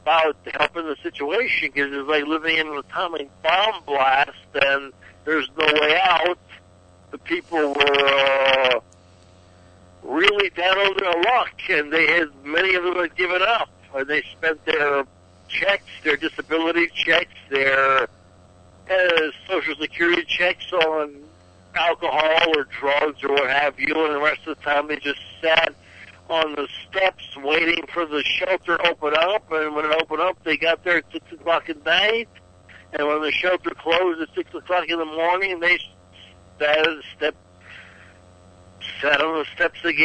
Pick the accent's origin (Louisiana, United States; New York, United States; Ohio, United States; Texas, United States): Louisiana, United States; New Orleans; also born or lived in Vienna, Austria; now in Los Angeles, United States; I was born in a sabbatical in Vienna, Vienna, Austria. But I grew up in New Orleans